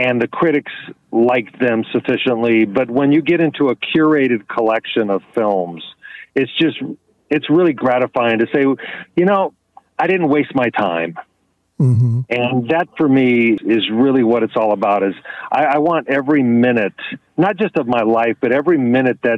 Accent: Los Angeles County, California, United States; moved away; also born or lived in San Francisco; When I was a child, I grew up in Los Angeles County

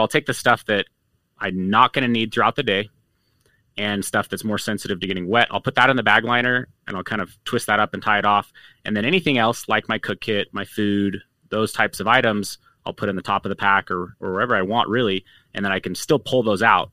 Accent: Utah, United States; growing up in Utah

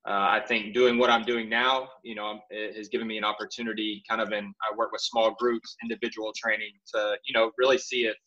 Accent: Mississippi, United States; I'm from Mississippi, retired professional

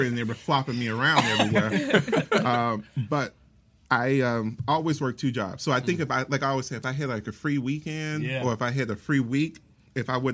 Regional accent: Chicago, Illinois, United States; moved away; I'm originally from Chicago

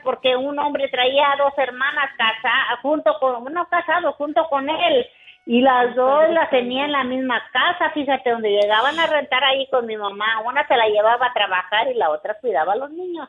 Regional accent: Mexico; yo soy de, de Villaportemo, adelante de Estación Manuel

